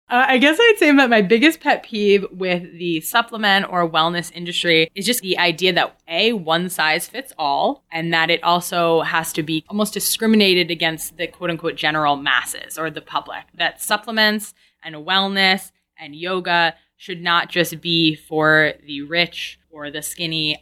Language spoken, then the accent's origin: English; Woodstock, New York, United States; moved away; I grew up in Woodstock, New York, born and raised